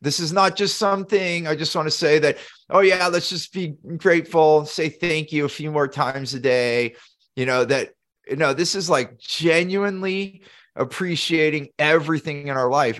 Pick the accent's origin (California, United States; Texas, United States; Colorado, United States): California, United States; Silicon Valley; I grew up in Silicon Valley, so there's a lot of competition on startups